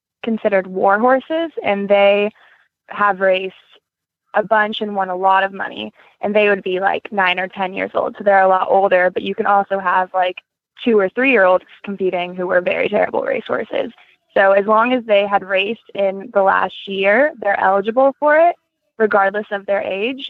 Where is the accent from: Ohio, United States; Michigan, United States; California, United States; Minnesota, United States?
California, United States; Southern; moved away as an adult; now in Kentucky, United States; I grew up in Southern California